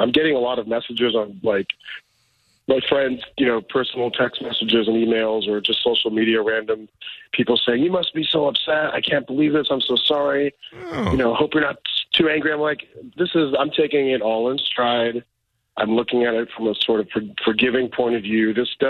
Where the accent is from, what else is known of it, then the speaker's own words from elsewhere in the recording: United States; I grew up in America. I'm about as American as they come. In fact, I feel like I'm not white, but I feel like I am